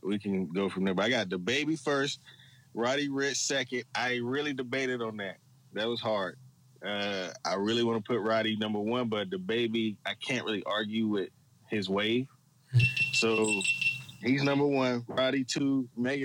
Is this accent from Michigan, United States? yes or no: no; Chattanooga, Tennessee, United States; moved away as an adult; also born or lived in Germany; I'm from Chattanooga, Tennessee